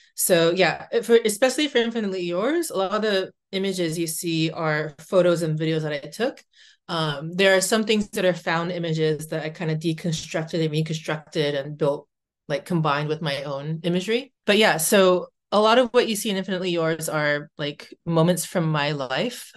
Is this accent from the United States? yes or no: yes; United States; moved away as an adult; now in Vancouver, Canada; I'm Japanese American